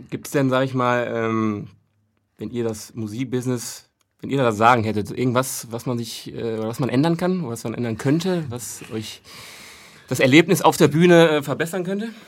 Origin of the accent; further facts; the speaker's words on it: Brandenburg, Germany; born there; ich bin ja in Brandenburg geboren.